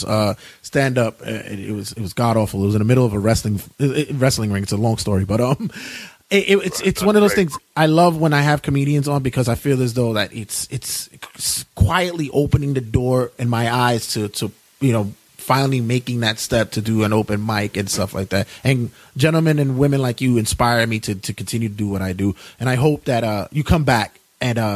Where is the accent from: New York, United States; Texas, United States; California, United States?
New York, United States; New York City; also born or lived in Ridgewood, Queens; I'm originally from Brooklyn. I'm from not the hipster Williamsburg. I'm from the darker 90s Williamsburg, but we moved to Queens.